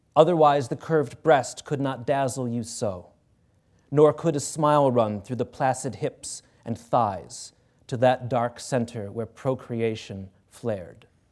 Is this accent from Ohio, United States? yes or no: yes; Cleveland, Ohio, United States; I'm from Cleveland